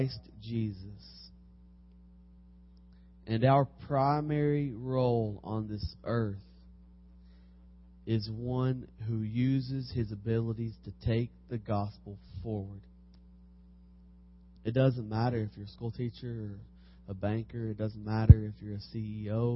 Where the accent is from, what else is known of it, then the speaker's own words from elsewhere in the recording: Harrodsburg, Kentucky, United States; I'm from Harrodsburg, Kentucky, Mercer County